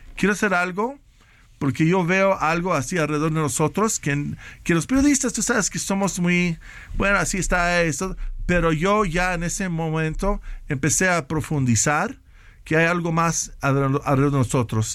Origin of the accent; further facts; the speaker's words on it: Mexico; moved away as an adult; de estar aquí de mi casa de nuevo en México